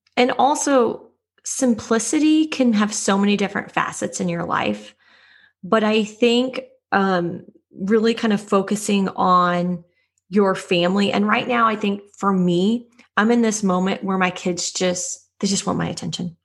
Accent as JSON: {"language": "English", "town": "Kansas City", "country": "United States", "tie": "born or raised there", "also_born_or_lived": "Chicago", "moved": "as an adult", "said": "I grew up in Kansas City"}